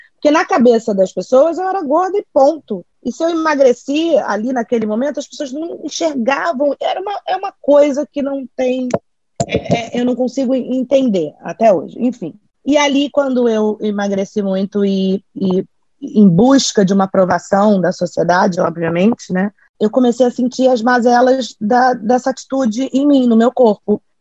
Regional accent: Bahia, Brazil; also born or lived in Rio de Janeiro; Sou carioca, nascida no Rio, criada na Bahia

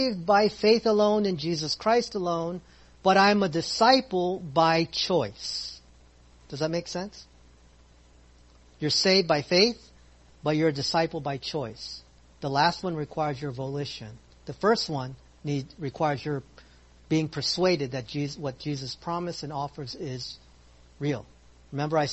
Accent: Philippines; I'm Filipino

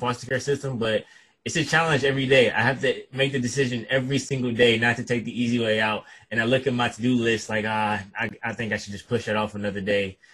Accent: Detroit, Michigan, United States; also born or lived in Kalamazoo, Michigan; I'm from Detroit and I grew, grew up in Detroit pretty much my whole life until about the age of 17 or 18

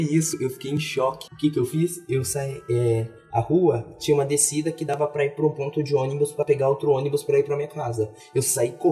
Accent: Goiânia, Goiás, Brazil; e a gente é de Goiânia

